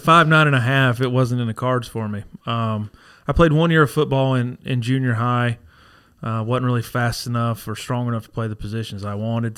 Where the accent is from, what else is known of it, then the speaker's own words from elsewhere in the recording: Dysartsville, North Carolina, United States; Born and raised in Dizarsville